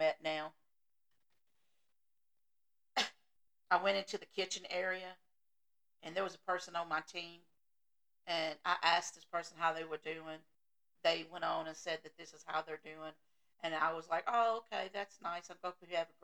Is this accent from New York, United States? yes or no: no; Tennessee, United States; accent: Southern; I grew up in Tennessee